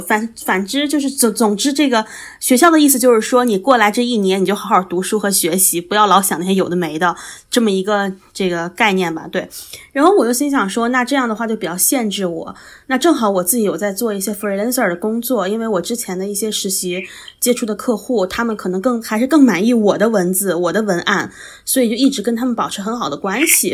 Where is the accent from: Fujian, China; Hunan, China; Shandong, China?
Shandong, China; moved away as an adult; also born or lived in Shanghai; now in Hong Kong; 我是山东人嘛，就是我是山东的考生，然后其实我能够去到上海的学校并不是很多